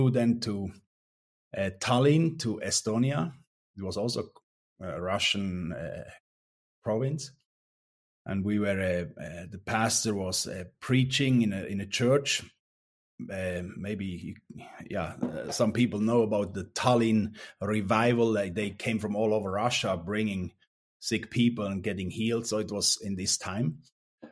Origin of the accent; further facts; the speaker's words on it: Langnau, Bern, Switzerland; English is a second language; moved away as an adult; also born or lived in Romania; I was growing up in Langnau, in like 30 kilometers away